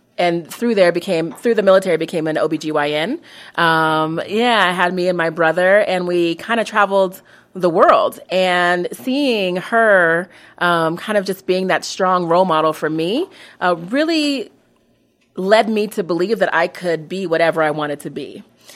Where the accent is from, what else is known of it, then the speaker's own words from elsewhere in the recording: Colorado, United States; I'm not originally from Colorado, but Colorado has always been my home.